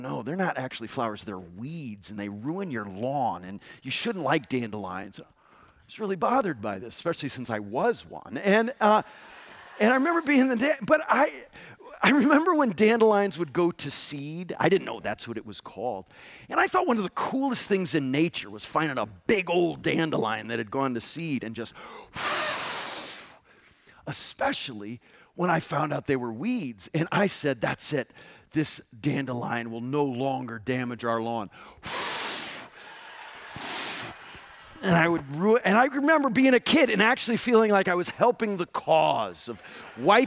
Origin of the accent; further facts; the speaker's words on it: Connecticut, United States; I grew up in Connecticut